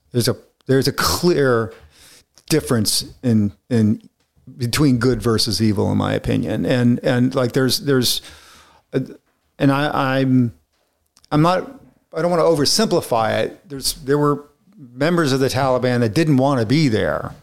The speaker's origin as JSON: {"language": "English", "region": "Florida", "country": "United States", "tie": "born or raised there", "moved": "yes", "said": "I grew up in Florida, so I'm, I'm used to the heat"}